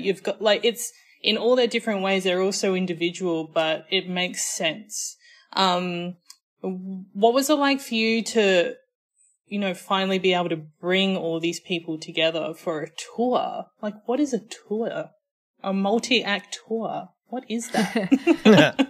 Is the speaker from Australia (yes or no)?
yes; Australia; accent: Australian